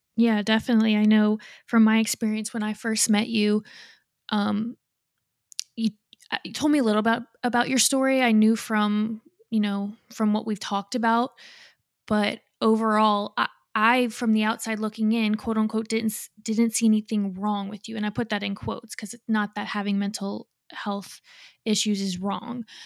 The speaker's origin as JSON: {"language": "English", "region": "Louisiana", "country": "United States", "said": "I live in Louisiana. I'm from Louisiana"}